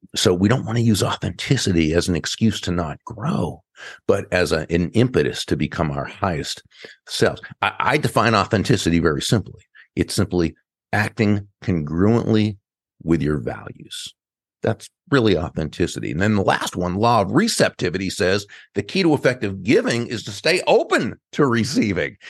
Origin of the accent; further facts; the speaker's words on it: Massachusetts, United States; now in Palm Beach, United States; I grew up in Massachusetts.